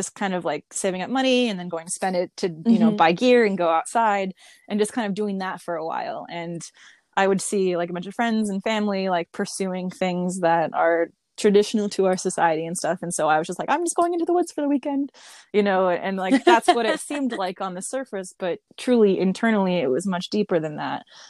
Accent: Las Vegas, Nevada, United States; I grew up out in Las Vegas

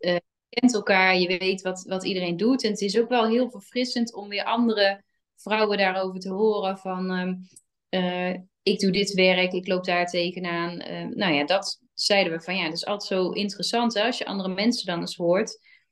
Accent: 's-Hertogenbosch, North Brabant, Netherlands; wij komen allemaal uit Den Bosch

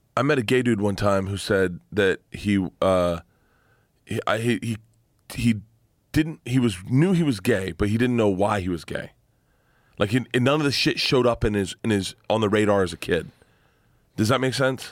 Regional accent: Florida, United States; growing up in Florida.

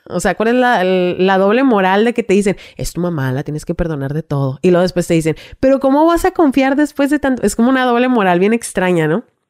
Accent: Ensenada, Baja California, Mexico; also born or lived in Mexicali; Me llevan en Senada de nuevo, que es de donde yo soy

